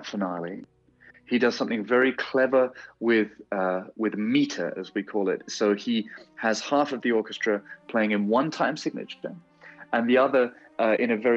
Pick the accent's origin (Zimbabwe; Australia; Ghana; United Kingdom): United Kingdom; moved away; I'm a Brit abroad